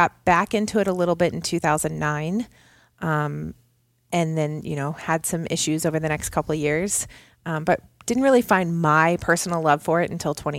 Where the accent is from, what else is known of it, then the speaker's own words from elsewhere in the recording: Indianapolis, Indiana, United States; I'm from Indianapolis, born and raised. I'm a Hoosier through and through.